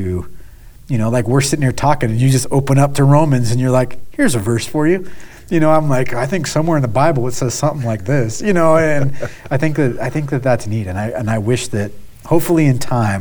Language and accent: English; United States; I'm I'm American